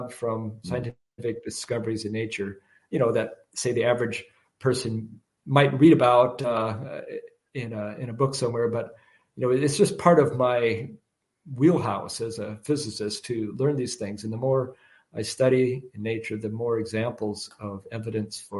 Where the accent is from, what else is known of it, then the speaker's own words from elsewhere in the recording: Washington, United States; moved away; I'm from Washington State originally